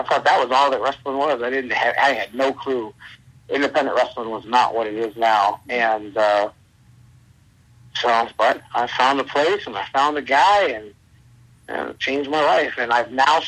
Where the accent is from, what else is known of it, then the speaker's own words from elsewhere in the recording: Cleveland, Ohio, United States; I grew up in Cleveland, Ohio, on the near west side